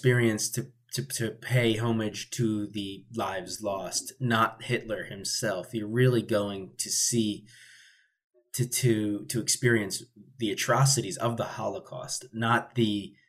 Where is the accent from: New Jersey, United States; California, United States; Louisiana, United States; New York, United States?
New Jersey, United States; when I would travel around the United States, especially, they would find out I was from New Jersey